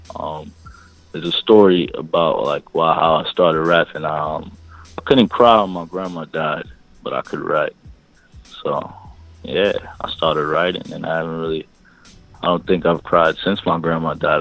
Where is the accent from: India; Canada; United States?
United States; New York City, New York; I'm from Brooklyn, East New York. Family is all Jamaican